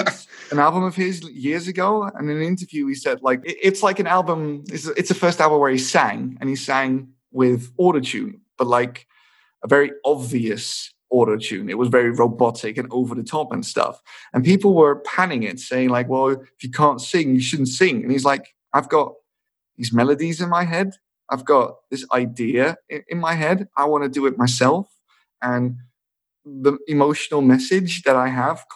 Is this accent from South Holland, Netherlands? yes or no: yes; Rotterdam area, South Holland, Netherlands; first language English and Dutch; I'm half Scottish and I'm from the Rotterdam area